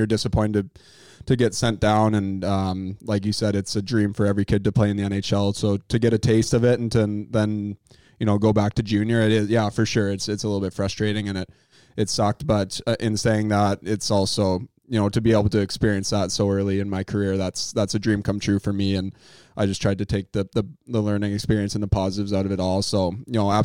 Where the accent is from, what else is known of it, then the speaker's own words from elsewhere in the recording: Calgary, Alberta, Canada; now in Los Angeles, United States; growing up in Calgary